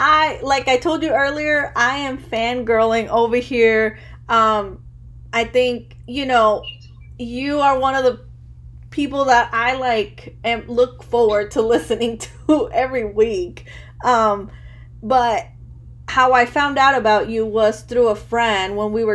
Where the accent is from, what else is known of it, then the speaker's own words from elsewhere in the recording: Chicago, Illinois, United States; born there; but because I was born in Chicago, you know, first generation as well. Both of my parents are Mexican, but they're from different states of Mexico.